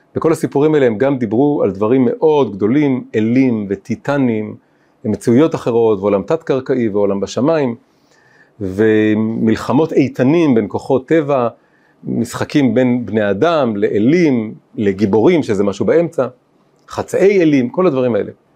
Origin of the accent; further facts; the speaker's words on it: Tel Aviv, Tel Aviv District, Israel; אני גדלתי פה קרוב, בתל אביב